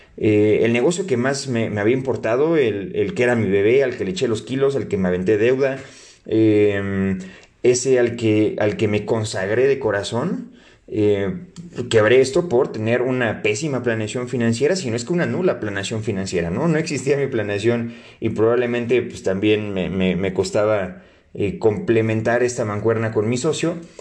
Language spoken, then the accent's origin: Spanish; Mexico; como mexicanos